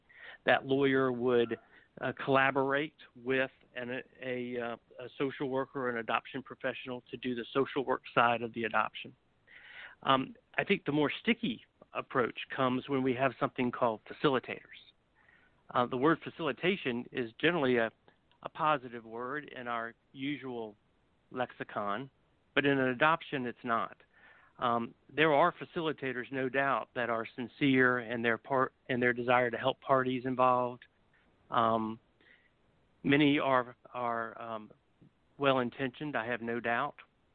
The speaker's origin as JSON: {"language": "English", "region": "South Carolina", "country": "United States", "tie": "born or raised there", "said": "my home state of South Carolina"}